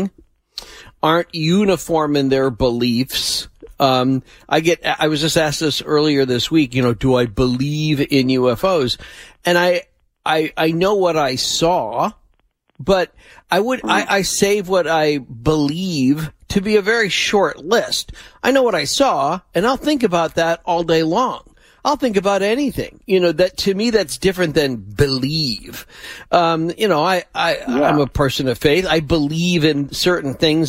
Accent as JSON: {"language": "English", "town": "Chicago", "region": "Illinois", "country": "United States", "tie": "born or raised there", "said": "I grew up in Chicago"}